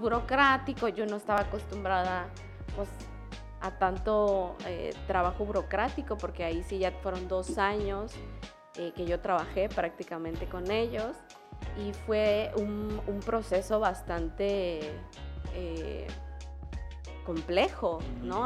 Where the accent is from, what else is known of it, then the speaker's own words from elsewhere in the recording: Tuxtla Gutiérrez, Chiapas, Mexico; also born or lived in San Cristóbal de las Casas / Comitán / Tapachula; Yo nací en la ciudad de Tuxla Gutiérrez, Tuxtleca, Coneja. Eh, básicamente toda mi vida la viví y crecí y desarrollé aquí y en diferentes puntos del estado.